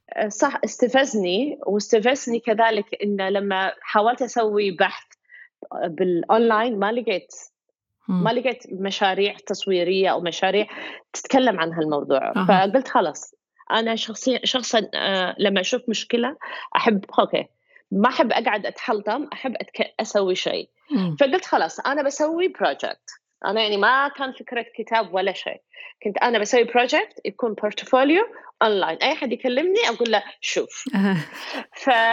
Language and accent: Arabic; Kuwait; moved away as an adult; now in United States; عندك اكسنت انا من الكويت